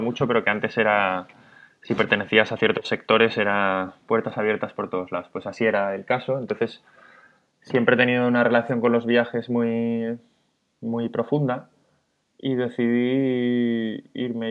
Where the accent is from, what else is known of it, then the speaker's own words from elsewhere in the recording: Madrid, Community of Madrid, Spain; moved away as an adult; now in Barcelona, Spain; soy de Madrid, tengo 37